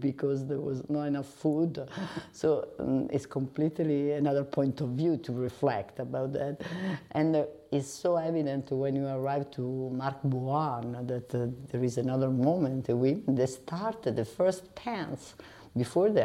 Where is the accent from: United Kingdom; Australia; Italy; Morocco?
Italy; Rome, Lazio; I come from Rome.